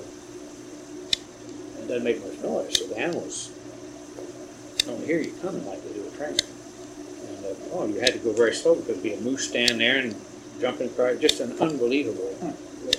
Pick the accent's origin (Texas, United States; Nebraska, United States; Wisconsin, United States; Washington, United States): Texas, United States; moved away; also born or lived in Southern California; I was born in Texas